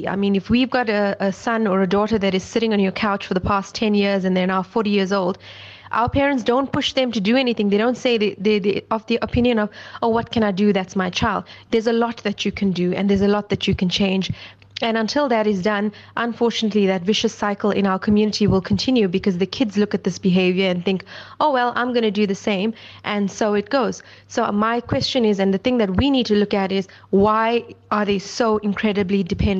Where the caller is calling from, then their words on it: Johannesburg, Gauteng, South Africa; I'm from Johannesburg.